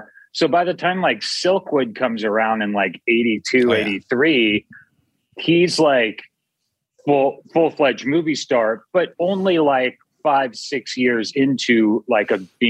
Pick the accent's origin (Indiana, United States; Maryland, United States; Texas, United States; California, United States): California, United States; Santa Cruz; My dad's a fisherman, and I grew up in Santa Cruz in Northern California, and he has a boat.